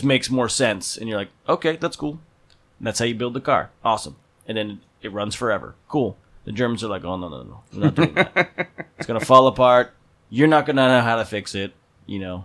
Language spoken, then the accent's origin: English; New Jersey, United States; now in San Francisco Bay Area, United States; I'm from New Jersey